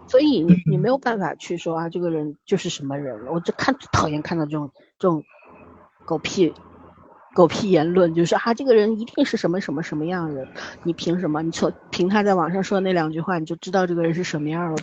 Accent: China; 我们中国人就好善良

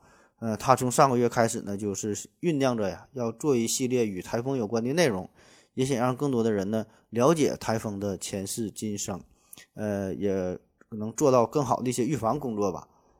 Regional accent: Northeast China, China; 用咱们东北话说

